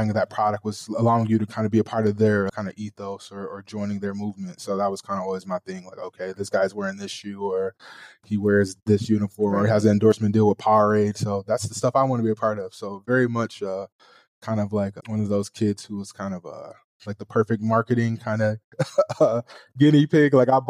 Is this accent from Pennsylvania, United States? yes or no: no; Flint, Michigan, United States; moved away as an adult; now in Ho Chi Minh City, Vietnam; So I'm from Flint, Michigan, born and raised there, grew up there my whole life. I went to college at Eastern Michigan University.